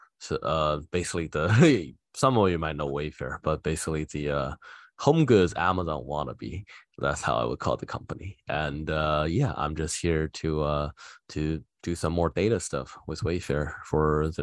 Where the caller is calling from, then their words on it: Boston, Massachusetts, United States; So right now I'm calling from actually my home office in Boston, like downtown Boston area.